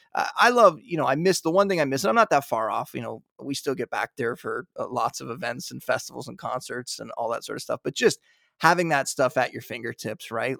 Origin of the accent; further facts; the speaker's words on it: Niagara Falls, Ontario, Canada; moved away as an adult; also born or lived in Toronto; now in outskirts of Toronto, Canada; I was born and raised in Niagara Falls.